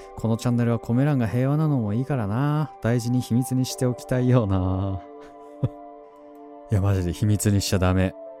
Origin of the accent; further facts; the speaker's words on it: Tohoku, Japan; 東北出身